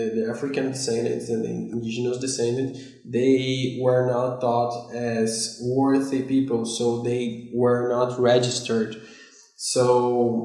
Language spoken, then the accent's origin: English; Salvador, Bahia, Brazil; English is a second language; also born or lived in Kingston, Canada; the city I was raised in Salvador